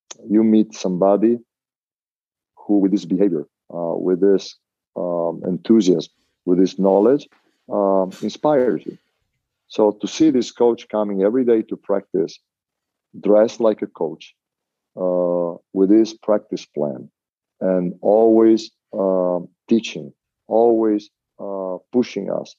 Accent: Venice, Veneto, Italy; moved away; I grew up in Mestre and Venice

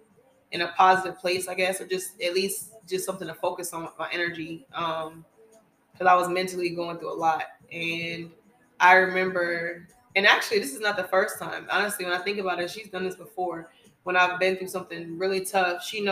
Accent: Atlanta, Georgia, United States; moved away as an adult; now in North Carolina, United States; I was living back in my hometown of Atlanta

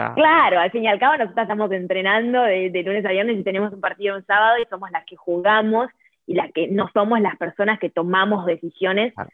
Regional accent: Argentina; moved away; yo soy de Argentina

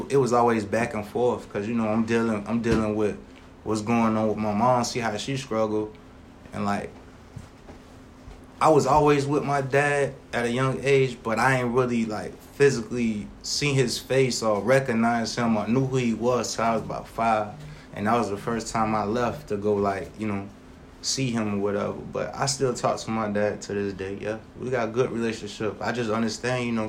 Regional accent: Savannah, Georgia, United States; growing up in Savannah at a young age

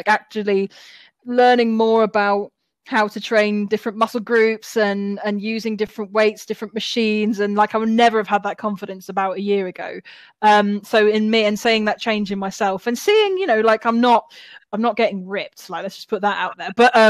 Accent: Wales, United Kingdom; born there; even though I don't sound like it, I was born in Wales, so I still support Wales.

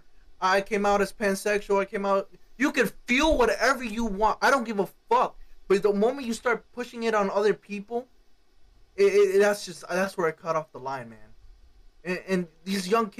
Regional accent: Cuba; now in United States; I'm not from this country. I was born in Cuba

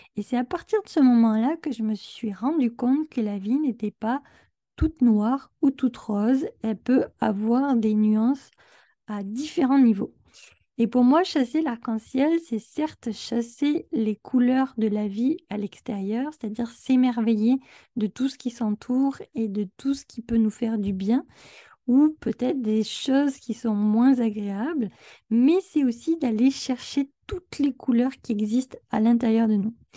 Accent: France; now in Quebec, Canada; J'habite au Québec, mais je suis française

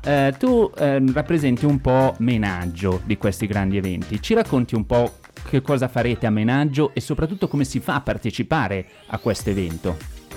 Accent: Ossuccio, Lombardy, Italy; io sono di Osuccio

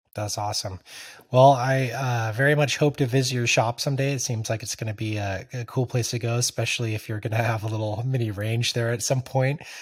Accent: California, United States; moved away; I'm originally from California

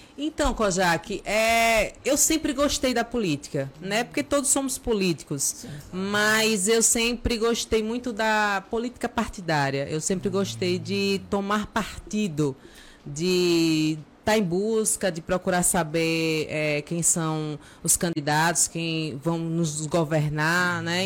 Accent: Aracaju, Sergipe, Brazil; now in Nossa Senhora da Glória, Brazil; sou natural de Aracaju, mas é, atualmente Sou cidadã gloriense também

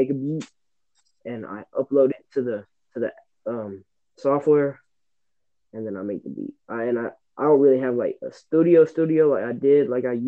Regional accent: Forsyth County / Gainesville, Georgia, United States; also born or lived in Atlanta, Georgia; I was born in Atlanta, but then I came down when I was like one to go live in this place called Forsyth. And I stayed there and I lived with my grandma till I was 8. And then I moved to Gainesville when I was 8 years old. And I stayed there until I was 13

